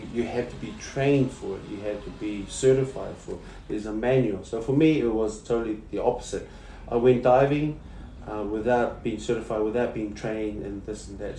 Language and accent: English; New Zealand; moved away as an adult; I was raised in New Zealand.